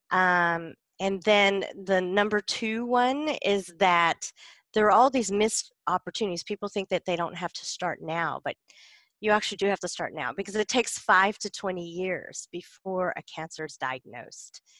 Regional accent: South Carolina, United States; now in Los Angeles, United States; so I guess I grew up in rural South Carolin

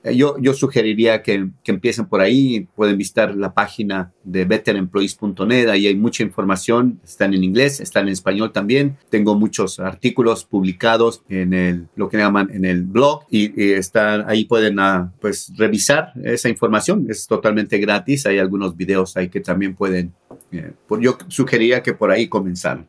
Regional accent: Mexico; moved away as an adult; now in United States; yo soy originario de México, allá estudié ingeniero químico industrial

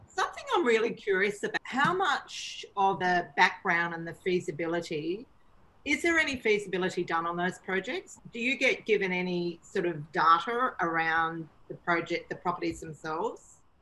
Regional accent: Victoria, Australia; also born or lived in Melbourne; now in Sydney, Australia; I grew up in Victoria. I actually lived a lot of my life in Melbourne

